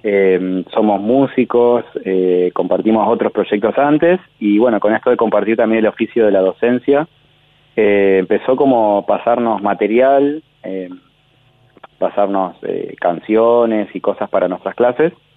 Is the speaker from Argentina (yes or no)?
yes; Santa Fe, Argentina; moved away as an adult; now in Buenos Aires, Argentina; los dos integrantes que somos de Santa Fe vivimos acá hace como 15 años también